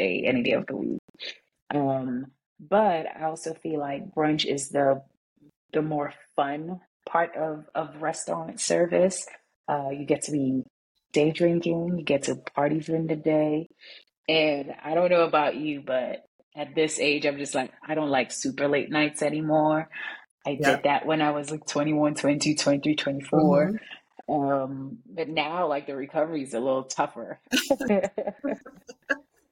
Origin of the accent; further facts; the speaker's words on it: St. Lucia; moved away as an adult; now in New York, United States; I'm originally from St. Lucia. I moved to New York when I was 19.